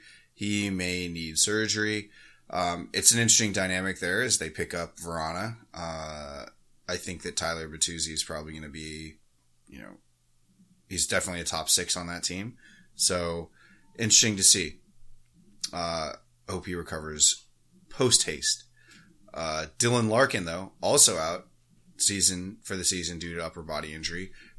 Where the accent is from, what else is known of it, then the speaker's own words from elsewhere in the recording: Canada; But I mean, as a Canadian, and I haven't actually talked to any of our Canadian hosts, I wonder if it's like better or worse.